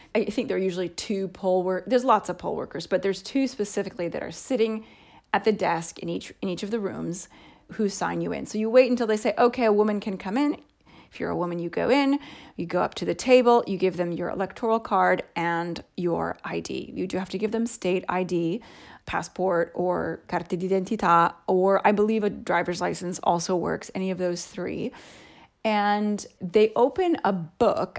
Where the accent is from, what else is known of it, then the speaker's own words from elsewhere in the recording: United States; moved away as an adult; also born or lived in Canada; now in Italy; I was already living in a different state from my home state